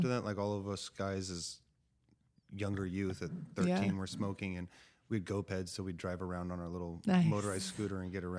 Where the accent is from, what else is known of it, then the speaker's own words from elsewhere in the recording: California, United States; also born or lived in Arkansas / Texas; so I grew up in California, but I've lived all over.